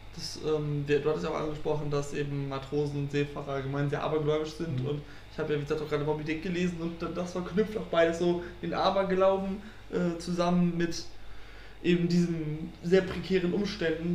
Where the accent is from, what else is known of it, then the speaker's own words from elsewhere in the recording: Frisia, Germany; now in Münster, Germany; ich bin ja auch äh, Friese, bin schon als kleiner Junge auf Amrum gewesen